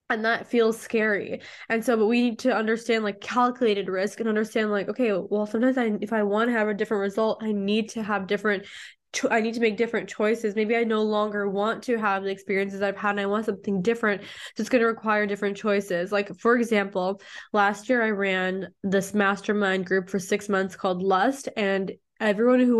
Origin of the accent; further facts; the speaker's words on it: Mexico; I'm already from Mexico. And I was like, I'm going back to Mexico, right?